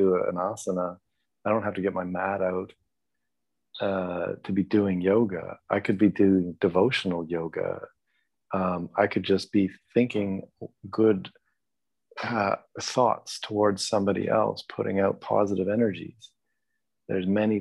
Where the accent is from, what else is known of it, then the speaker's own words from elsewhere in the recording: Canada; raised as a Canadian